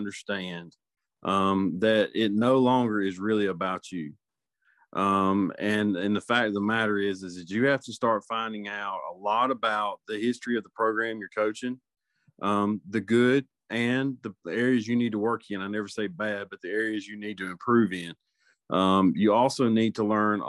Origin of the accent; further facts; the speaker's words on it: Middle Georgia, United States; moved away as an adult; also born or lived in Macon; now in North Carolina, United States; I'm originally from Middle Georgia, and I started my coaching career there and moved to North Carolina 14 years ago